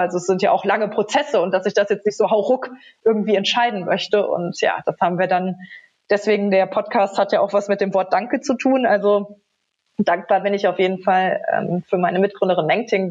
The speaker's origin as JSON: {"language": "German", "town": "Trier", "region": "Rhineland-Palatinate", "country": "Germany", "tie": "born or raised there", "said": "als junge Studentin in Trier, meiner Heimatstadt"}